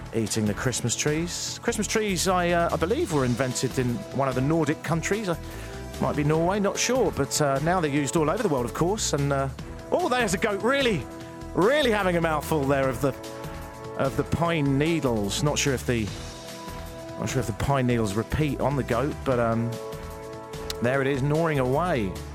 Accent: Brighton, South East England, United Kingdom; accent: English; moved away as an adult; also born or lived in Ottawa; now in Toronto, Canada; I'm from Brighton in the south of England. I've lived here for ten years.

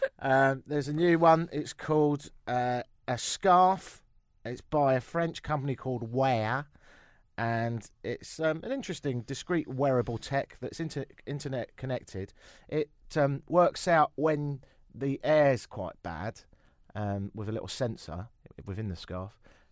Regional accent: England, United Kingdom; also born or lived in London; now in Toronto, Canada; I'm English, innit?

